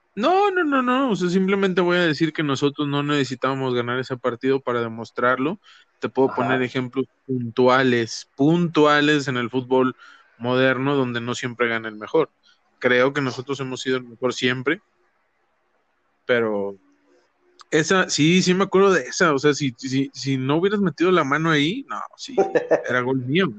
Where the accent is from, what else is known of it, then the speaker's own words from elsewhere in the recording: Ciudad Madero, Tamaulipas, Mexico; yo crecí en Madero.